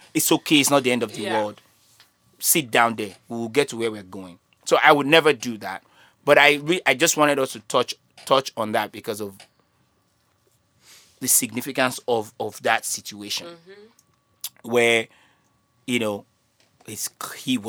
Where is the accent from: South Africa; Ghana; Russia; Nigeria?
Nigeria